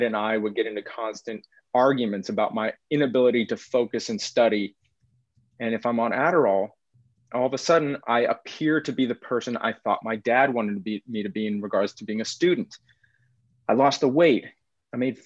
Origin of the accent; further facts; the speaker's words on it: Texas, United States; now in Pacific Northwest, United States; I grew up in Texas. I'm a seventh generation Texan